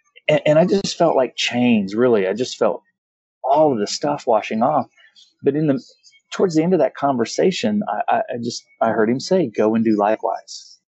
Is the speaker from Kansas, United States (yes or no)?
yes; Kansas, United States; I actually came from a I'm from Kansas. However, the first 8 years of my life, I had like 11 different addresses.